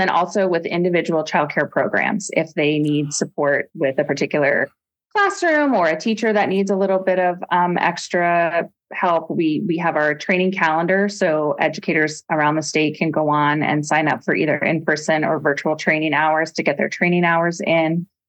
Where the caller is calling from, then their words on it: Anchorage, Alaska, United States; I am joining from Anchorage, and I'm really happy to be here.